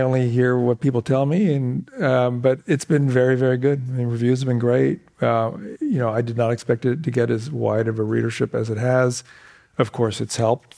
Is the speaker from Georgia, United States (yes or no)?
no; Sunnyvale, California, United States; moved away; also born or lived in Palo Alto; I was born in Palo Alto Hospital, the old Palo Alto Hospital, for those of you who know the distinction. And I grew up in Sunnyvale